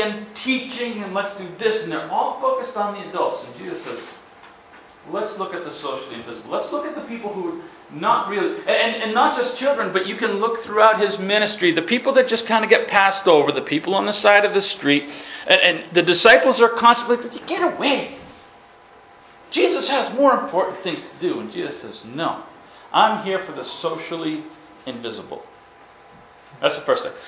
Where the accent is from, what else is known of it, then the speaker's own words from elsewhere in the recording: Massachusetts, United States; also born or lived in New York / Ukraine; I'm from Massachusetts. Now I was born in New York. Now my brother doesn't like Massachusetts, so he claims he, New York. Right? We're born in the same place, raised in the same place